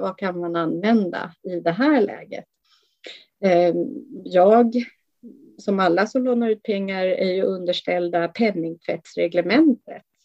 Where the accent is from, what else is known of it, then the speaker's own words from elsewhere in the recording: Sweden; vi som svenskar